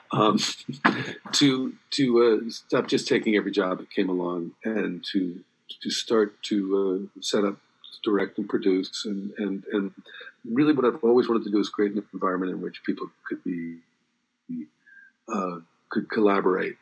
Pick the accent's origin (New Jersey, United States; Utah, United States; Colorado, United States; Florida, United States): New Jersey, United States; moved away; also born or lived in Los Angeles, California; growing up in New Jersey